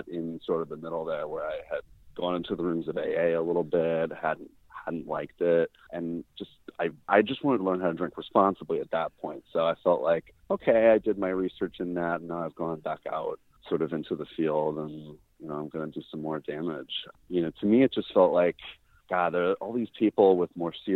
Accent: Phoenix, Arizona, United States; now in Los Angeles, United States; I am from Phoenix, Arizona, originally. I live in LA now.

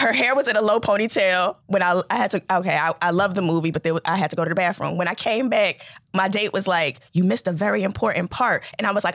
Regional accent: New York, United States; I'm from New York

